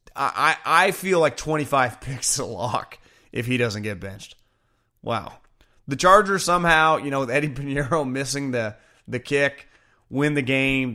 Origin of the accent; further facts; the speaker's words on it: California, United States; also born or lived in Northeast United States; I'm from California